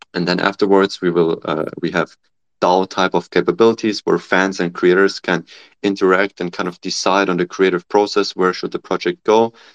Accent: Germany; moved away as an adult; also born or lived in Nanjing, China / Cambridge, United Kingdom; now in California, United States; I'm originally from Germany

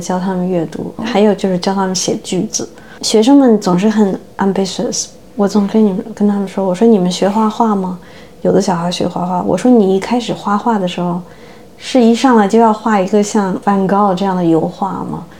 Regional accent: Beijing, China; first language Chinese; moved away as an adult; now in United States; 我是中国人，对吧？我因为生在中国，长在中国，但我现在是美国人，因为我拿美国护照。我是移民

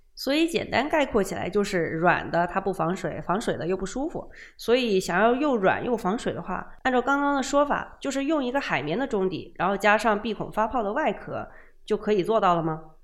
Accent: Guangdong, China; 作为一个广东人

